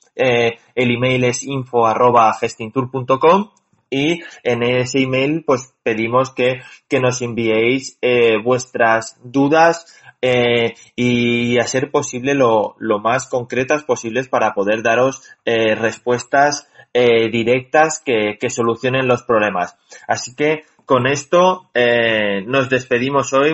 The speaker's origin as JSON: {"language": "Spanish", "country": "Spain", "said": "los españoles somos españoles"}